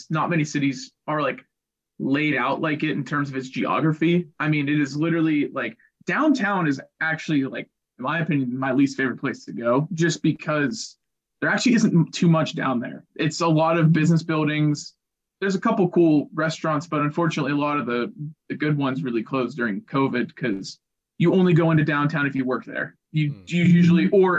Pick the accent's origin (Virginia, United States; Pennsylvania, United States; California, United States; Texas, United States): Pennsylvania, United States; Pittsburgh; I've been born and raised in Pittsburgh